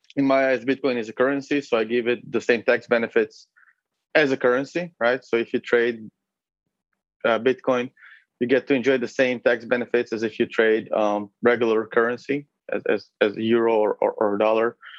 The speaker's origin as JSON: {"language": "English", "country": "Israel", "tie": "born or raised there", "also_born_or_lived": "Uzbekistan / Berlin, Germany / Lithuania", "moved": "as an adult", "lives_now": "Lisbon, Portugal", "said": "So originally, I'm from Israel, and or, well, I was born in Uzbekistan, but I lived in Israel for most of my life, to be accurate from the age of five."}